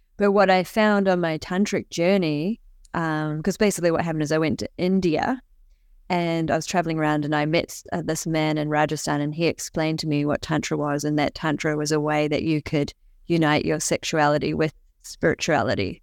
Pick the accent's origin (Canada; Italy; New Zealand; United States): New Zealand; when I was younger, I was growing up in New Zealand